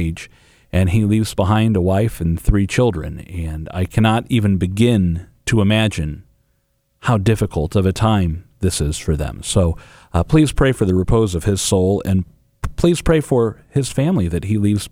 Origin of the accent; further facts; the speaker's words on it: England, United Kingdom; now in St. Louis, United States; I'm English